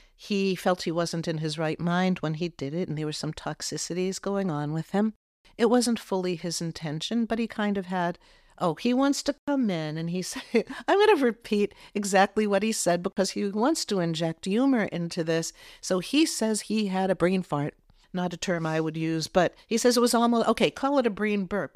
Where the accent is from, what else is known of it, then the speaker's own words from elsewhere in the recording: Massachusetts, United States; I grew up in Massachusetts